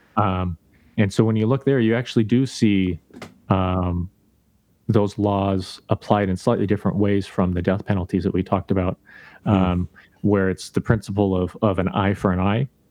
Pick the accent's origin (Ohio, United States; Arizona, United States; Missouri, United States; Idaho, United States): Idaho, United States; I grew up in Idaho